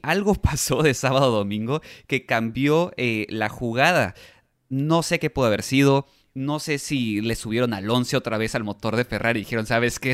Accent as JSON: {"language": "Spanish", "country": "Mexico", "said": "Como mexicanos"}